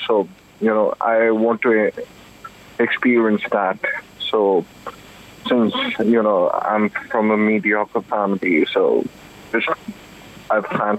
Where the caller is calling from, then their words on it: Delhi, India; I'm calling from Delhi.